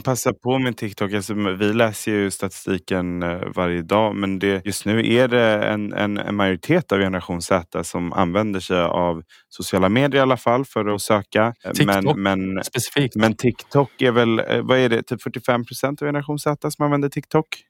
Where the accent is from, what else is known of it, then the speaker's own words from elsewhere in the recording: Stockholm, Stockholm County, Sweden; Jag är så stockholmare.